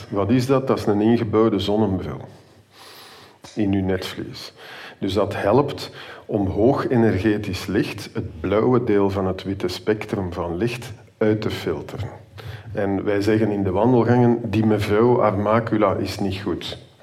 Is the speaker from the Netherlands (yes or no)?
no; Antwerp, Flanders, Belgium; now in Ghent, Belgium; Gelukkig ben ik in de stad, waar dat ik opgegroeid ben trouwens